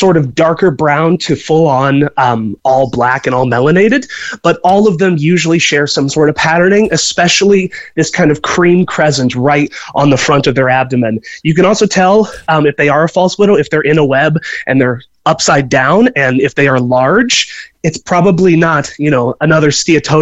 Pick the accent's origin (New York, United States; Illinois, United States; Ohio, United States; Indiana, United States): Indiana, United States; moved away as an adult; now in Galway, Ireland; I'm from Indiana in the U.S.